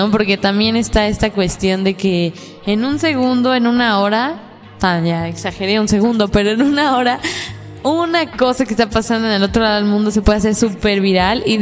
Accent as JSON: {"language": "Spanish", "country": "United States", "second_language": "Spanish", "said": "sea, yo soy el gringo que. Ah, mira. es que olvidé la forma de decirlo en español."}